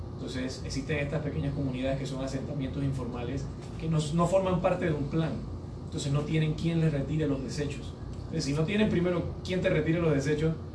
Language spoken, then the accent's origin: Spanish; Panama; Nosotros como, como panameños